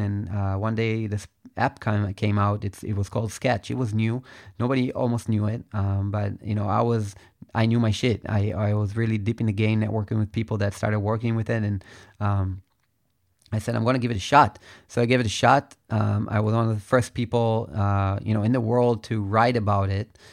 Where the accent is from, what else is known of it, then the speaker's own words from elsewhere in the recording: Israel; I am from Israel